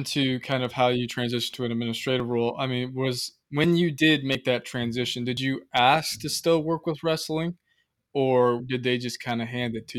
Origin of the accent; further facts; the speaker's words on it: Madison, Indiana, United States; also born or lived in Fort Wayne; my hometown in Madison